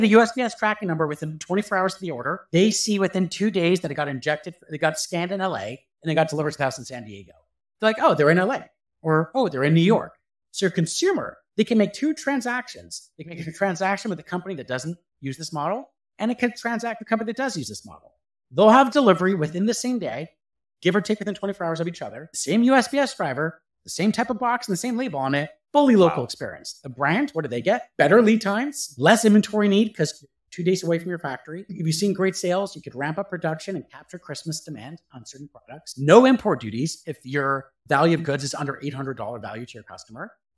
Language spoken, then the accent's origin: English; Canada; As a Canadian